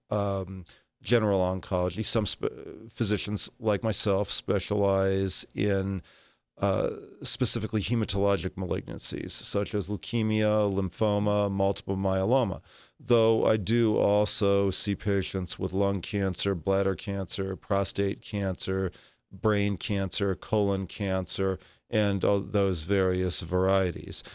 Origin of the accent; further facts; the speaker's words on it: Los Angeles, California, United States; moved away as an adult; now in Southern Nevada, United States; born and raised in Los Angeles, California.